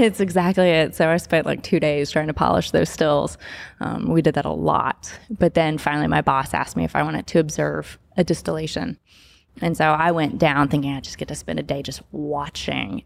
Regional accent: Kentucky, United States; now in Memphis, United States; growing up in Kentucky

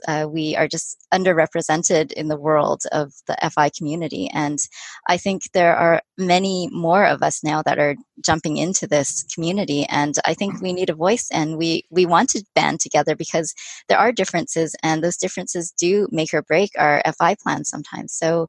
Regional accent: Vancouver, British Columbia, Canada; I love Vancouver. I was born and raised here, and I can't imagine leaving this place.

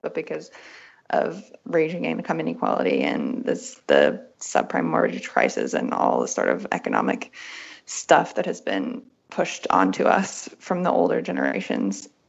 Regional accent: West Virginia, United States; moved away as an adult; also born or lived in Berlin, Germany; I grew up in West Virginia

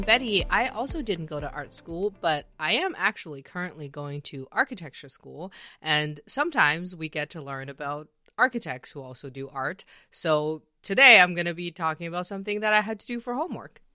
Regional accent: Canada; I'm from Canada

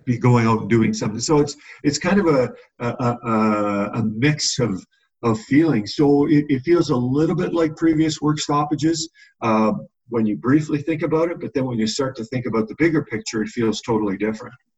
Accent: Edmonton, Alberta, Canada; growing up in Edmonton

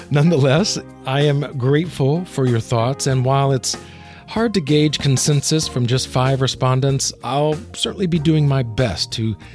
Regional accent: Alabama, United States; I'm from Alabama, so whenever I go back to Alabama, if I've been there a few days or, or, or I'm around my family, then it can start to come out a little bit.

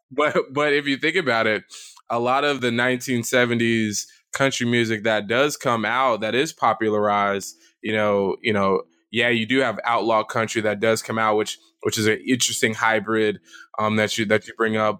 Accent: American South, United States; as a Southerner

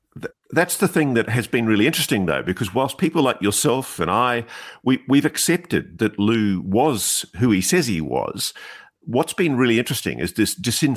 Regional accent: Australia; You know what always amazes me as an Australian, cultured in the British system of law, we have these horrible defamation laws in our country

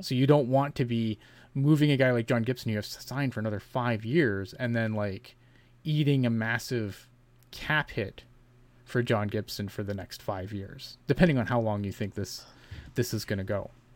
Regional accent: Canada; I'm Canadian

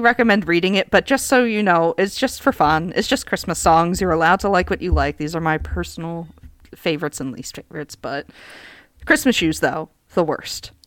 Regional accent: United States; I'm American.

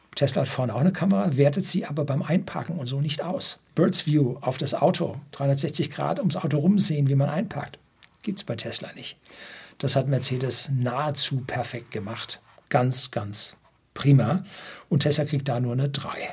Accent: Oberammergau, Bavaria, Germany; bei uns in Oberammergau

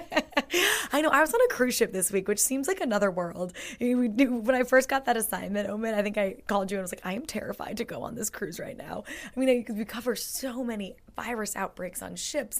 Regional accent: United States; I'm the American in the group

